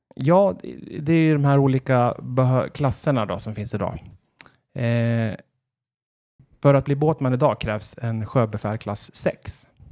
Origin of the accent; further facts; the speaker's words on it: Västerås, Västmanland, Sweden; moved away as an adult; also born or lived in Kalmar; now in Gävle, Sweden; då flyttade jag tillbaka till Västerås där jag kommer ifrån